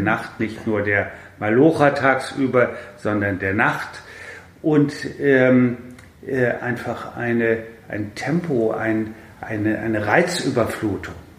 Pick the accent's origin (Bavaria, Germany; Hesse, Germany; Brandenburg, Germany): Hesse, Germany; Kassel; now in Berlin, Germany; ich natürlich aus Kassel äh, komme, also wie die meisten aus der Provinz